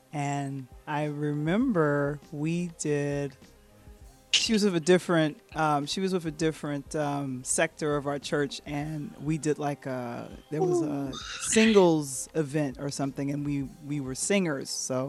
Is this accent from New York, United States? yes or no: no; Chicago, Illinois, United States; we're both from Chicago